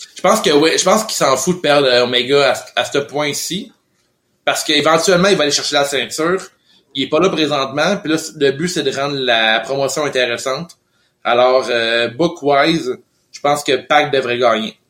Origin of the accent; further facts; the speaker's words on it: Lévis, Quebec, Canada; also born or lived in Montreal (Rosemont); now in Montreal, Canada; je suis né à Québec, Lévy